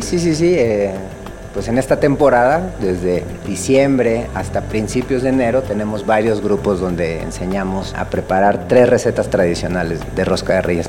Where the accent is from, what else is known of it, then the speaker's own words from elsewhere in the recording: Mexico; nuestras tradiciones que nos dan identidad como mexicanos